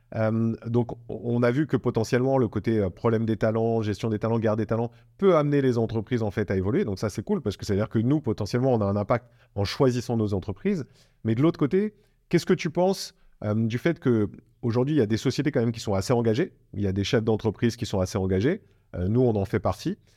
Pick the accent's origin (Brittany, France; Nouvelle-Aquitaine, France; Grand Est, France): Nouvelle-Aquitaine, France; Bordeaux; je suis Bordelais